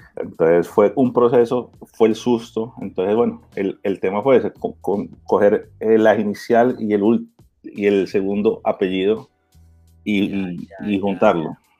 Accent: Miami, Florida, United States; moved away as an adult; also born or lived in Barranquilla, Colombia; now in Colombia; colombiano, me crié en Miami.

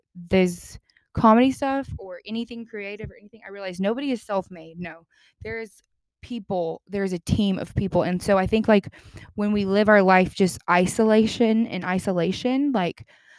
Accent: the Bible Belt, United States; I'm from the Bible Belt

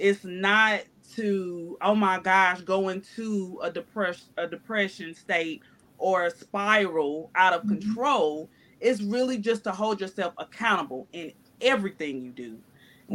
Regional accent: North Carolina, United States; moved away; I'm from North Carolina

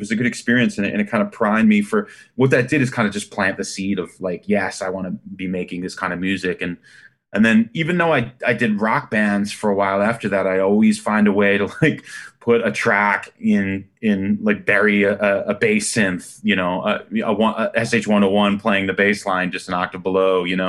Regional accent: Freehold, New Jersey, United States; now in Los Angeles, United States; I grew up in New Jersey, right in between Philadelphia and New York, which was a great place to grow up now that I think about it.

